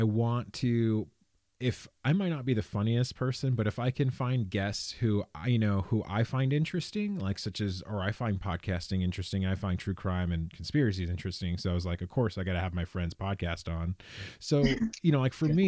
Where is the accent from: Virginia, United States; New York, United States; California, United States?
California, United States; born and raised in California